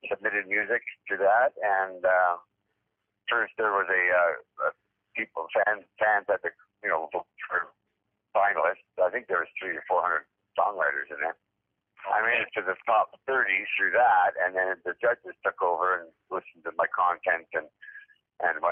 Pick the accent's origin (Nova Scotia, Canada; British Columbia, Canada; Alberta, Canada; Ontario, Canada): Ontario, Canada; Northern; I grew up in Northern Ontario